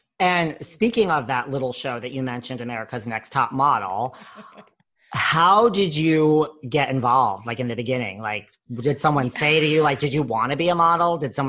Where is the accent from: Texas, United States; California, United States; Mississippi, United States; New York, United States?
New York, United States; I am a New Yorker. I'm here right now.